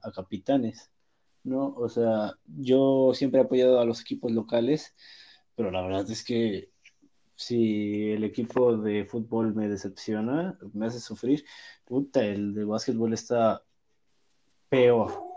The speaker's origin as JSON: {"language": "Spanish", "region": "Puebla", "country": "Mexico", "said": "soy de Puebla"}